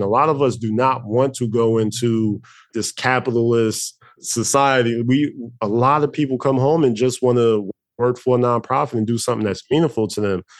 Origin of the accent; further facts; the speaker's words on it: Newark, New Jersey, United States; where I grew up at in Newark, New Jersey